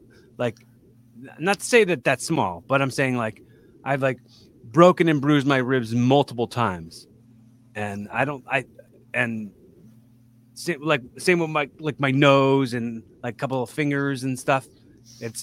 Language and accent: English; Philadelphia, Pennsylvania, United States; also born or lived in West Chester; I'm from Philly